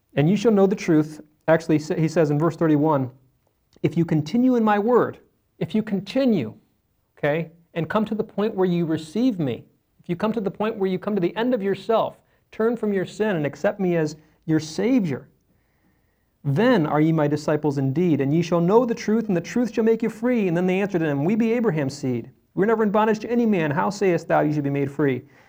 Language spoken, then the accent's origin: English; Cleveland, Ohio, United States; I was born in April. Rushed to Rainbow Babies and Children's Hospital, that's in Cleveland